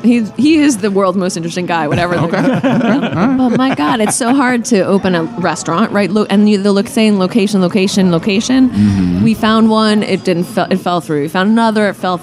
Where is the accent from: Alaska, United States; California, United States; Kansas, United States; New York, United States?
New York, United States; New York City; moved away as an adult; now in Philadelphia, United States; I grew up 18 years, born and raised in New York City, and always thought I would live there.